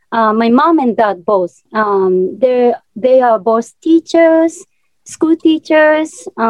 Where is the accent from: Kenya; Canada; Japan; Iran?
Japan; English is a second language; moved away; because I'm from such a small town in Japan, I'm from a countryside, like deep in the mountain.